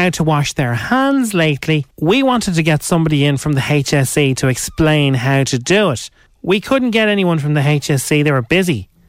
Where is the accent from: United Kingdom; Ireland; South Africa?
Ireland